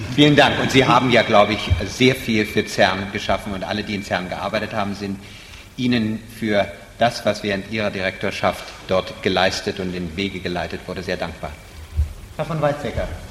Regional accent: Berlin, Germany; Wir stammen beide aus Berlin

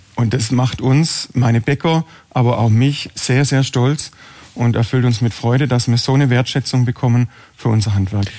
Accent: Herrenberg, Baden-Württemberg, Germany; ich backe in sechster Generation in Herrenberg Brot. Ähm, ich habe vor 20 Jahren den Betrieb meiner Eltern übernommen

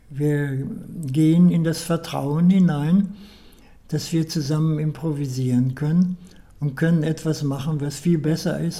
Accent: Göttingen, Lower Saxony, Germany; born there; Mein Geburtsort ist Paradiesweg Nummer 2.

